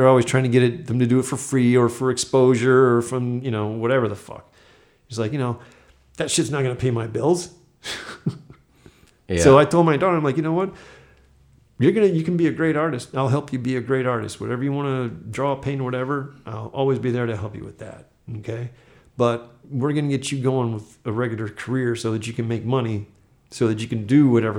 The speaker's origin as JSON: {"language": "English", "region": "Florida", "country": "United States", "tie": "born or raised there", "said": "because I grew up military near Eglin Air Force Base."}